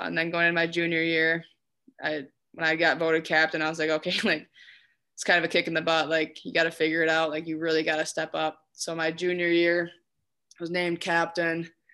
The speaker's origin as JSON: {"language": "English", "town": "Hastings", "region": "Minnesota", "country": "United States", "tie": "born or raised there", "said": "I was born and raised in Hastings."}